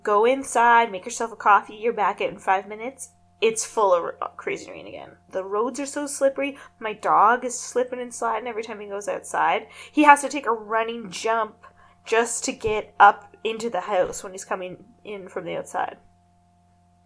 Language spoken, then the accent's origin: English; Canada; we're Canadian